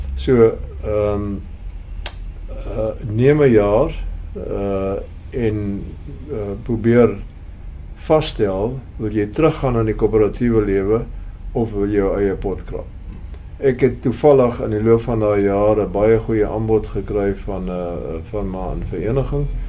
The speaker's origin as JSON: {"language": "Afrikaans", "town": "Paarl", "region": "Western Cape", "country": "South Africa", "tie": "born or raised there", "said": "Ek het hier in die Parel groot geword"}